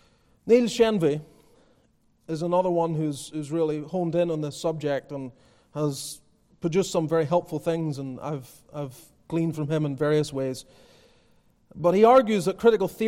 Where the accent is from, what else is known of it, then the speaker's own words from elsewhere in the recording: Northern Ireland, United Kingdom; now in United States; I come from Northern Ireland.